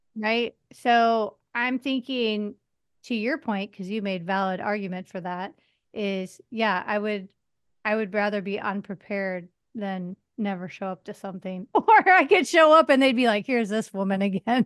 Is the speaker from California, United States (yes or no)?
no; outside of Chicago, Illinois, United States; moved away as an adult; also born or lived in Las Vegas; now in New York City, United States; I grew up outside of Chicago